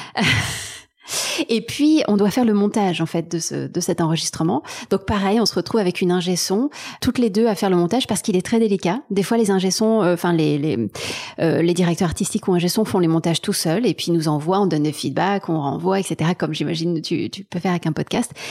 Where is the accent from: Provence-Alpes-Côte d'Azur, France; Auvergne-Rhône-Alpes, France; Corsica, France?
Provence-Alpes-Côte d'Azur, France; Marseille; born or raised there; moved away as an adult; also born or lived in Taiwan / Berlin, Germany; now in Paris, France